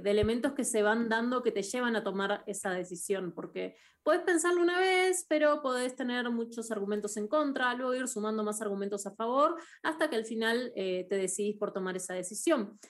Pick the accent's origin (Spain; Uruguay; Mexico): Uruguay; en Uruguay yo soy uruguaya, crecí en Uruguay, todo mi colegio lo hice en Uruguay